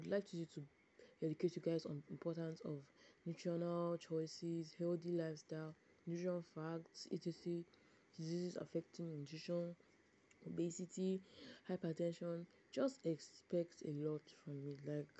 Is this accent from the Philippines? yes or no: no; Nigeria; I'm a Nigerian, I'm Igbo.